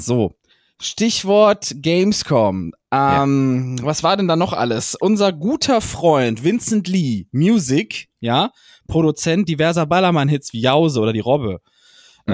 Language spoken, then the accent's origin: German; Heinsberg area, North Rhine-Westphalia, Germany; Ich komme ja aus dem Heinsberger Raum